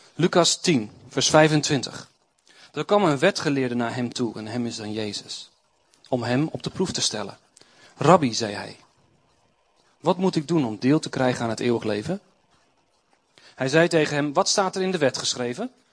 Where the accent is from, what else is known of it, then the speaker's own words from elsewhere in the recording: Doetinchem, Gelderland, Netherlands; Ik kom uit Doetinchem.